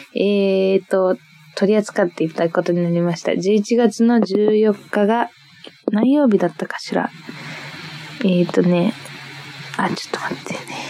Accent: Niigata, Japan; moved away; 新潟出身でして、新潟にずっといたんだけど

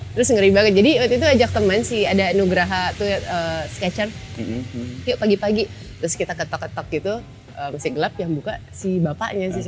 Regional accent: Jakarta, Indonesia; also born or lived in Surabaya / Solo; Lahir di Surabaya tapi besar di Jakarta

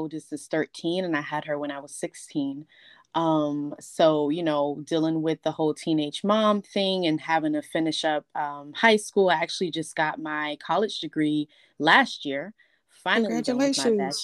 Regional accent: Miami, Florida, United States; I was born and raised in Miami. I've been here my entire life.

